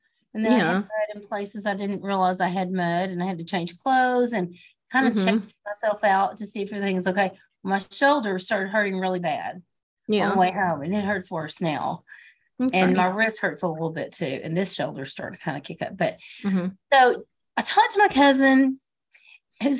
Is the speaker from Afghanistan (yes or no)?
no; United States; as an American